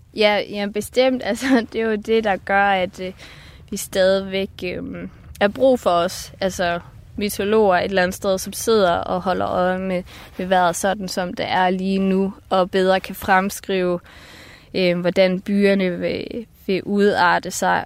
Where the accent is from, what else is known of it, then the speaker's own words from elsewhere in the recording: Marstal, Southern Denmark, Denmark; nu er jeg født i Marstal på Ærø, nede i det sydfynske